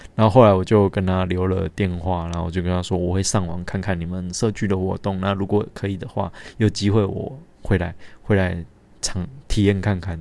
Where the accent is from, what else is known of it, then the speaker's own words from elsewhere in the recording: Linbian, Pingtung County, Taiwan; moved away; 我家乡怎么变成这样